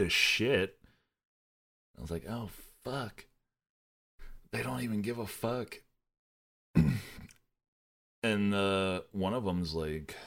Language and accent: English; United States; As an American